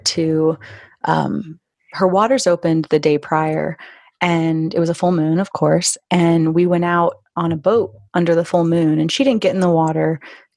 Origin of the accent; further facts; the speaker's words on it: Florida, United States; grew up in Florida and had been around dolphins quite a bit because we'd lived on rivers and oceans and stuff